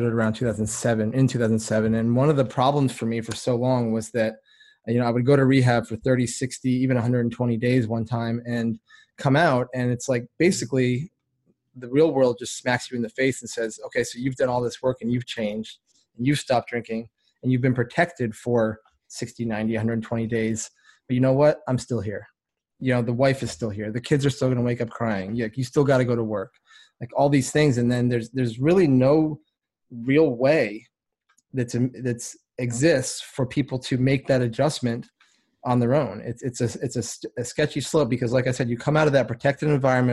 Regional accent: Vermont, United States; I was born in Vermont, small town up there. I mean, everything's small up there, but it was a super small town.

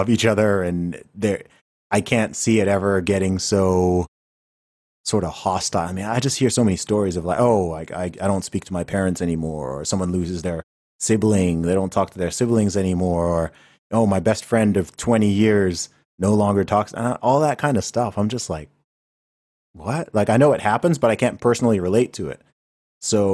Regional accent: United Kingdom; I'm British

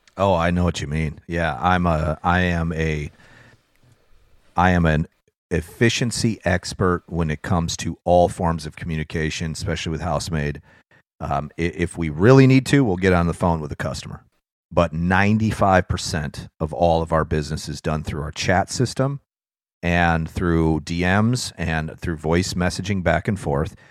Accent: near Chicago, Illinois, United States; I grew up near Chicago

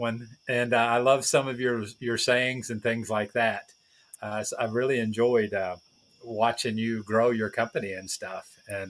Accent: Alamo, Tennessee, United States; moved away as an adult; also born or lived in Kansas / Nashville, Tennessee; now in Honduras; I'm actually from Alamo, Tennessee.

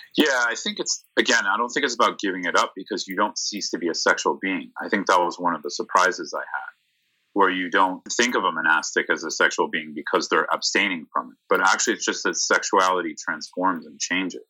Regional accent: San Mateo, California, United States; I'm from the Bay Area, from San Mateo

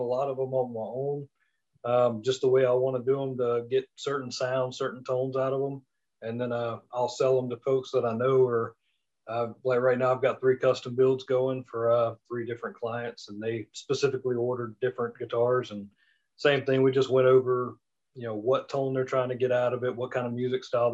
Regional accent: Mississippi, United States; moved away as an adult; also born or lived in Denver, Colorado; I'm from Mississippi. Born and raised, lived all over the country

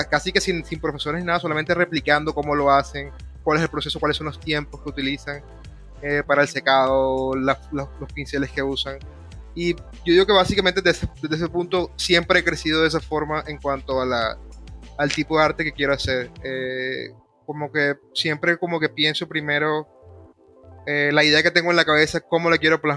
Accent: Caribbean coast, Colombia; accent: costeño; pero el mío es de, la costa, yo sueno más un poco a veces como cubano, que de pronto una persona de Bogotá que suena más como peruano

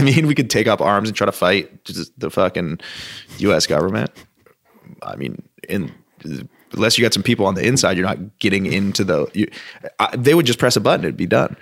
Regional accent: Vermont, United States; moved away; also born or lived in Southern California / Los Angeles; as a Vermonter, as being somebody from, born and raised in Vermont

